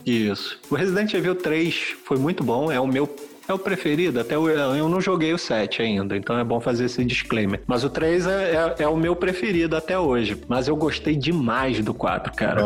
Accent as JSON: {"language": "Portuguese", "country": "Brazil", "said": "que sou brasileiro"}